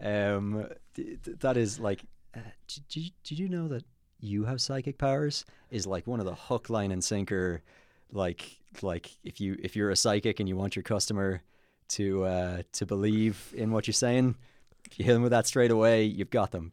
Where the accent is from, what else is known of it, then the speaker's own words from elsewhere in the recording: Kilkenny, Leinster, Ireland; moved away as an adult; now in Dublin, Ireland; I was born in Dublin, And then at the age of one, my parents moved to Kilkenny with me, and they're still there. And then when I turned twenty-one, I moved to Dublin